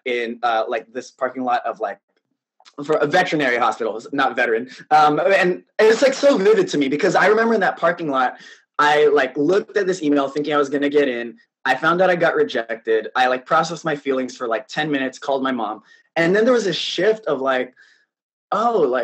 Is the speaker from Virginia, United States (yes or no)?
no; South San Francisco, California, United States; moved away as an adult; now in New York, United States; I was born and raised in the Bay Area. So I was born in San Francisco. I grew up in South San Francisco